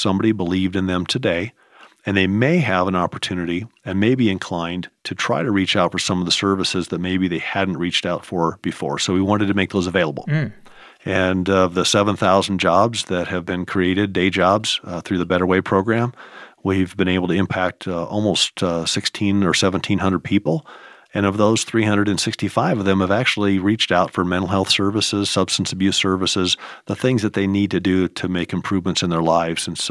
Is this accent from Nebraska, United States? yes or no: yes; Nebraska, United States; moved away; I grew up in Nebraska around a rural environment.